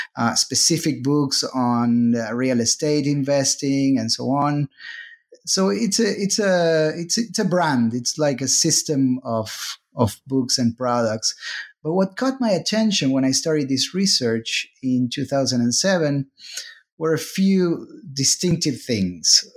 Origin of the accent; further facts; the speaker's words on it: Argentina; moved away as an adult; now in United States; I am originally from Argentina. Then I moved, uh, to the U S, uh, for graduate school